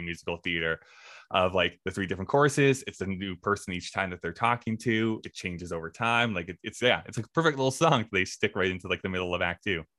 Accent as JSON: {"language": "English", "country": "Canada", "said": "I am a Canadian and I like to represent it"}